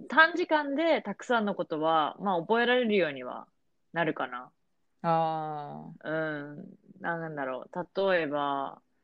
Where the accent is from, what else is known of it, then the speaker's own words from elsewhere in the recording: Japan; moved away; also born or lived in United States; 私はまあ日本で育